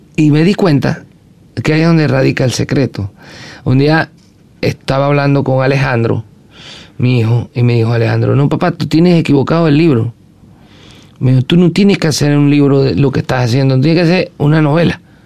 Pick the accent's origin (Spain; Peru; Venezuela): Venezuela; western Venezuela; es del occidente del país donde me crié, en Venezuela